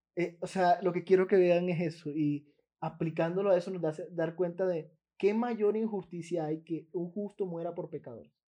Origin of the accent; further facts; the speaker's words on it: Colombia; Como ciudadano colombiano